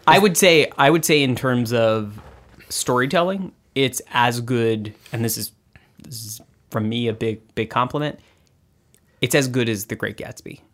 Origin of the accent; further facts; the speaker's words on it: Austin, Texas, United States; moved away; I grew up in Austin, Texas.